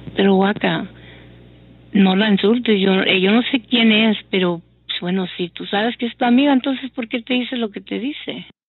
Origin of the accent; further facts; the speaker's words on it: United States; yo soy nacida en Estados Unidos